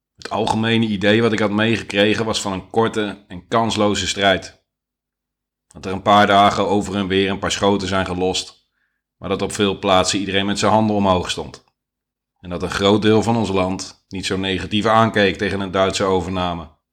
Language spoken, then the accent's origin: Dutch; Netherlands; ik ben Nederlander